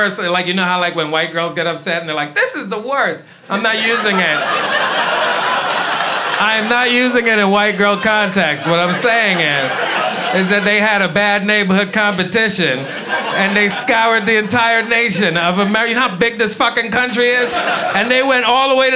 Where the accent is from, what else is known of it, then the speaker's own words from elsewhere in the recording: New York City, New York, United States; also born or lived in St. Croix, U.S. Virgin Islands; I grew up in Brooklyn, East New York. I'm not originally from there. I was born in the Virgin Islands. Beautiful island called St. Croix